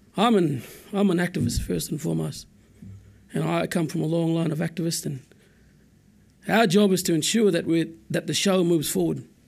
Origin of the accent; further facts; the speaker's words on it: Coen, Queensland, Australia; I'm from Cowan. I, I grew up in Cowan